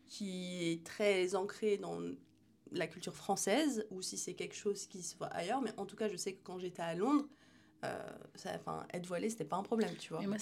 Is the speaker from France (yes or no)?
no; Algeria; Je suis, euh, je suis algérienne, je suis musulmane, mais je suis aussi euh, entrepreneur